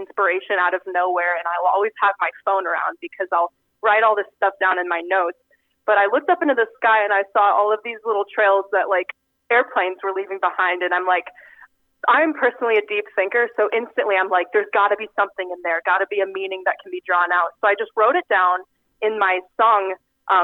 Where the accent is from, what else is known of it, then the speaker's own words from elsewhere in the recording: Exira, Iowa, United States; moved away as an adult; now in York, Nebraska, United States; I'm from Exira, actually, right outside of Exira. Went to high school at Audubon